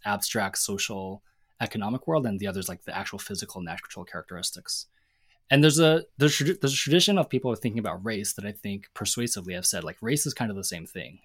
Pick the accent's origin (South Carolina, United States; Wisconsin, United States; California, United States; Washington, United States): Washington, United States; Seattle; I grew up in Seattle